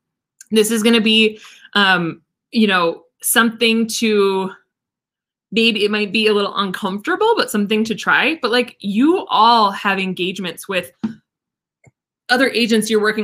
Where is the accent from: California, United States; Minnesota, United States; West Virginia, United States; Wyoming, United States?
Minnesota, United States; Listen, I'm from Minnesota. All we had is lakes.